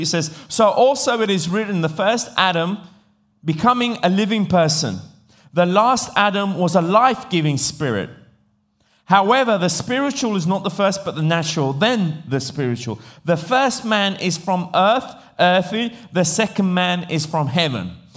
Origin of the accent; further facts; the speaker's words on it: England, United Kingdom; accent: English; moved away; also born or lived in Italy; I grew up in England